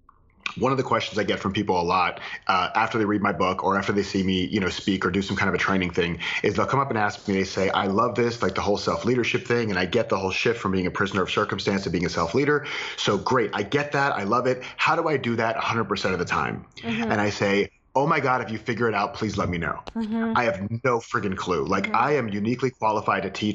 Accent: Florida, United States; I'm from Florida

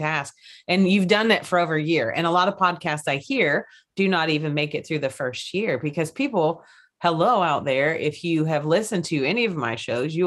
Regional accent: Kentucky, United States; I'm from Kentucky.

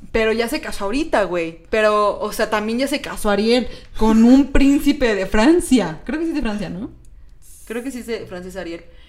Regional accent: Mexico

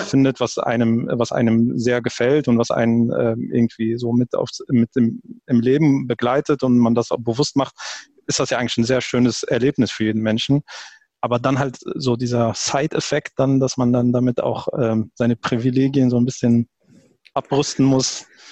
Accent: Germany; ich bin, ich bin Deutscher

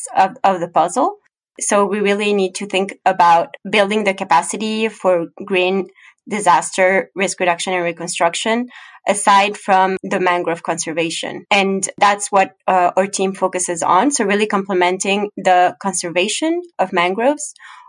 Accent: Ecuador; moved away; I'm actually originally from Ecuador

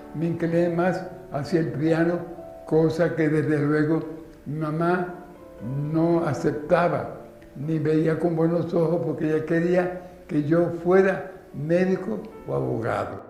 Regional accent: Santiago de Cuba, Cuba; Nací en Santiago de Cuba un 26 de julio de 1923 en la calle Rastro

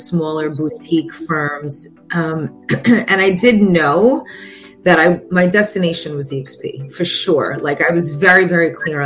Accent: New York, United States; now in Florida, United States; I am originally from New York.

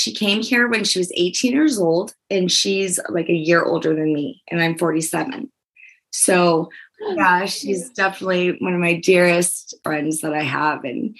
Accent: New Orleans, Louisiana, United States; now in Aurora, United States; I'm originally from New Orleans. I'm Louisiana.

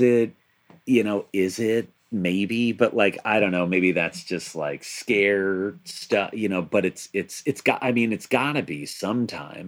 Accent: Long Island, New York, United States; now in New Jersey, United States; I, I, grew up on Long Island

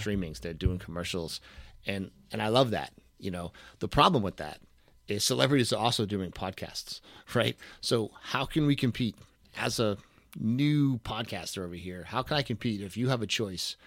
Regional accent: New England, United States; I am from New England.

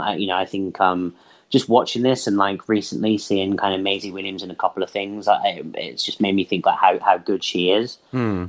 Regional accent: England, United Kingdom; we do not have basements in many houses in england

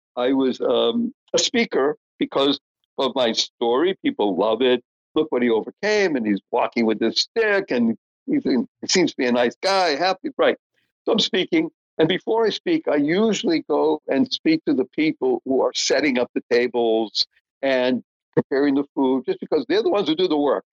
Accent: Brookline, Massachusetts, United States; also born or lived in Dorchester, Boston; until I was nine years old, lived in Dorchester. Then we moved to Brookline, so that's where I spent most of my formative years

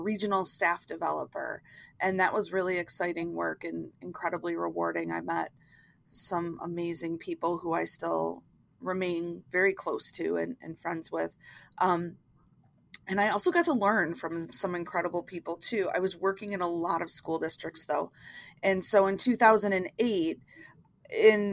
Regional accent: Buffalo, New York, United States; I'm from Buffalo, New York.

